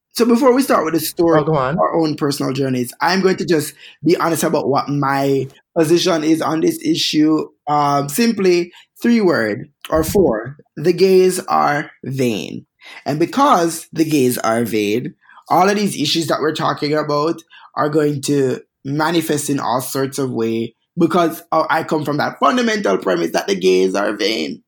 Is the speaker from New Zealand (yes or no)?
no; Jamaica; moved away; three hair whipping, heel strutting Jamaican queens